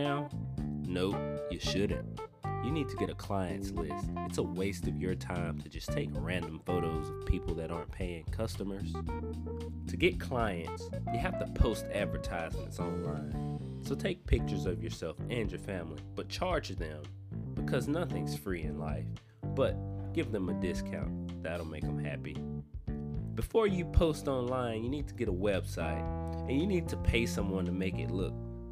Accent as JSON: {"language": "English", "town": "Natchez", "region": "Mississippi", "country": "United States", "tie": "born or raised there", "moved": "yes", "lives_now": "Memphis, United States", "said": "my hometown of Natchez, Mississippi"}